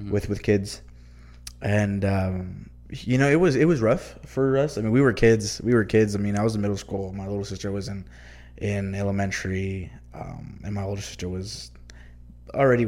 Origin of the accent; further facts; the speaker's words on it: El Paso, Texas, United States; also born or lived in Deming, New Mexico; I was born and raised here in El Paso